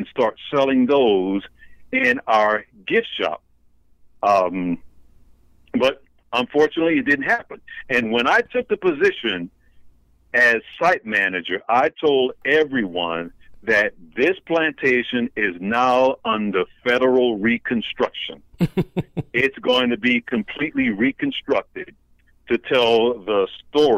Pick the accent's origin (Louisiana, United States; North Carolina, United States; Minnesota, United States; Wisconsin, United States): Louisiana, United States; moved away; I was born and raised in Louisiana